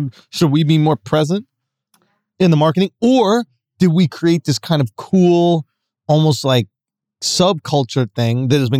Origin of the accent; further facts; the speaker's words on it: New York City, New York, United States; And I grew up in Manhattan, right?